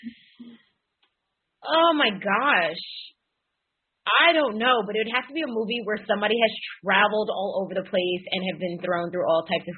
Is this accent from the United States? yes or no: yes; Rockville Centre, New York, United States; I grew up on Long Island, played soccer, kicked the ball there for the first time ever in Rockville Center.